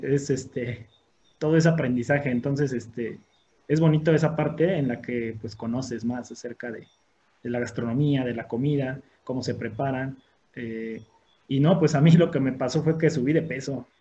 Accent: Orizaba, Veracruz, Mexico; aquí en, la ciudad de, en la ciudad de Orizaba

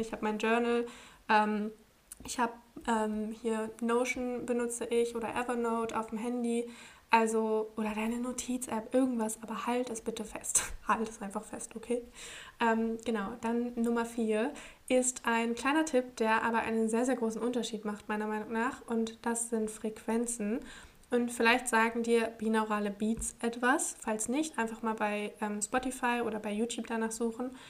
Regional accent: Braunschweig, Lower Saxony, Germany; moved away; also born or lived in Portugal; in meiner Heimat in Braunschweig

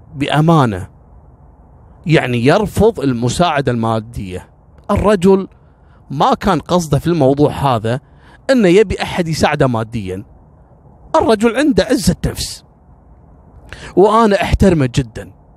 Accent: Kuwait; احنا عندنا في الكويت

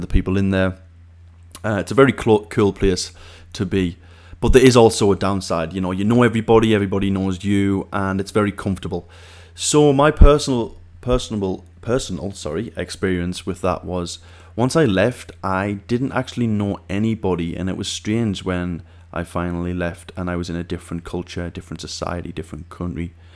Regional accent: Siem, North East England, United Kingdom; moved away as an adult; My hometown is a place called Siem in the northeast of England

